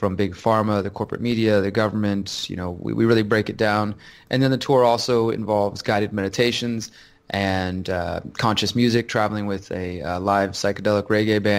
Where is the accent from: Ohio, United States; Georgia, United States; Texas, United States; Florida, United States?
Texas, United States; Houston; I'm from Houston, Texas.